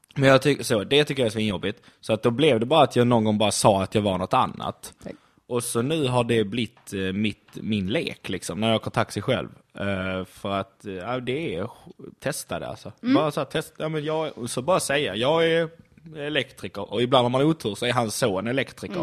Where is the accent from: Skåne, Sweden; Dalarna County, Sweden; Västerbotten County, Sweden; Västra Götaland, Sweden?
Skåne, Sweden